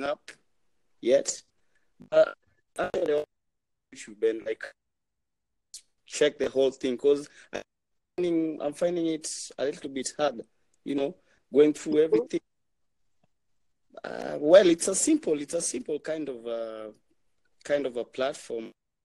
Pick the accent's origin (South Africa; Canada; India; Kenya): Kenya; I'm Kenyan, I'm from Kenya.